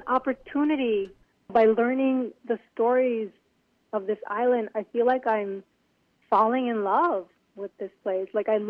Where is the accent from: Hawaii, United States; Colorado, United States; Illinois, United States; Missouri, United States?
Hawaii, United States; Lanai; moved away as an adult; also born or lived in Philippines; I grew up on Lanai, but I was born in the Philippines.